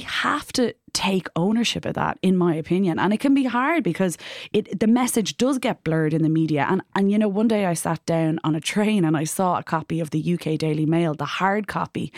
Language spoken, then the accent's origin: English; Ireland; as an Irish citizen